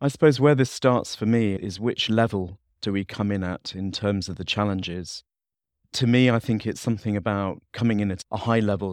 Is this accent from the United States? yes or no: no; Leeds, Yorkshire and the Humber, United Kingdom; I'm from the North U K. I'm from the city of Leeds.